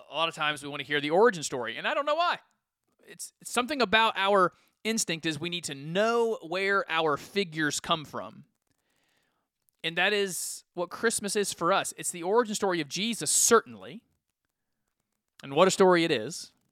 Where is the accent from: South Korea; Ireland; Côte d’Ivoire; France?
Côte d’Ivoire; Ferkessédougou, Savanes; Well, in the flesh, I came from Ferkessédougou, Ivory Coast.